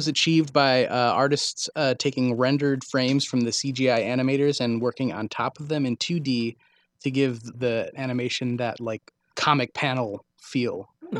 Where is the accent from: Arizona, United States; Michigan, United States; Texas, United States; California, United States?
Texas, United States; Dallas; born there; See, I was born in West Dallas, so I'm basically …, minus the face tattoos and the money.